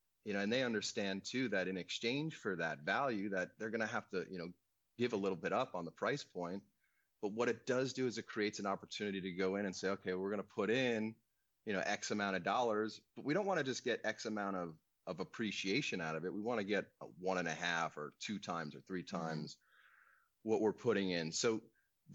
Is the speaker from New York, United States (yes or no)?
yes; Long Island, New York, United States; now in California, United States; I grew up on Long Island, so it's a 30-mile width island